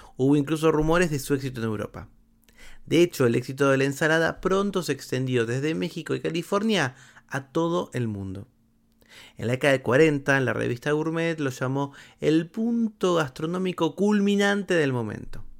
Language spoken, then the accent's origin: Spanish; Argentina; Había un único canal en mi país, Canal 7 del Estado, que cuando yo era chico se llamaba ATC